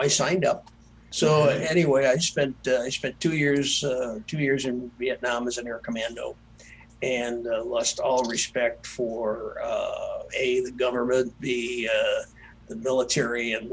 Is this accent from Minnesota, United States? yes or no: no; Earlville, Illinois, United States; my hometown where I grew up, a little town called Earlville, Illinois